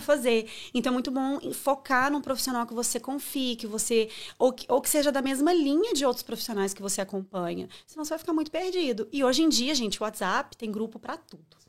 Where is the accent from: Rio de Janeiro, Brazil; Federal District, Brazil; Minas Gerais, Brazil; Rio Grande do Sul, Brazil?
Minas Gerais, Brazil; Viçosa; moved away; also born or lived in São Paulo / Belo Horizonte; nasci em São Paulo, mas fui muito nova para Viçosa, então eu cresci em Minas